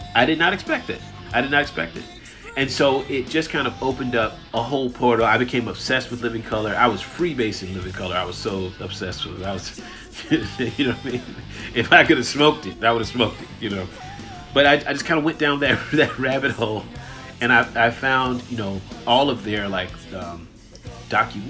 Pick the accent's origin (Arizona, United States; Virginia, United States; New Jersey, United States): Virginia, United States; Chesapeake; as a young black kid growing up in Chesapeake